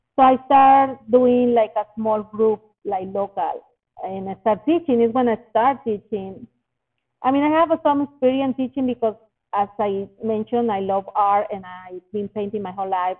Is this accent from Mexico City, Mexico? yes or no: no; Monterrey, Nuevo León, Mexico; moved away; my hometown Monterrey in Mexico